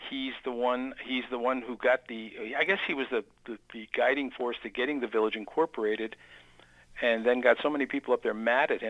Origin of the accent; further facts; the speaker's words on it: Amsterdam, New York, United States; I grew up in Amsterdam.